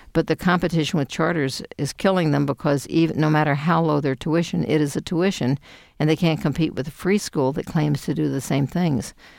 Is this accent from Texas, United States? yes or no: yes; Houston, Texas, United States; moved away as an adult; I was born in Houston, Texas